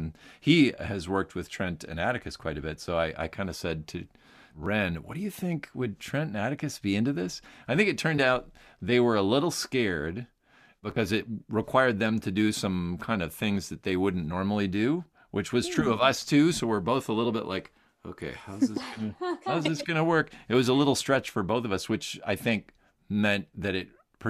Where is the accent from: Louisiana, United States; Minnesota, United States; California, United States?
Minnesota, United States; I grew up in Minnesota. We had relatives that lived near Anaheim. So we would drive across the country and go to Disneyland.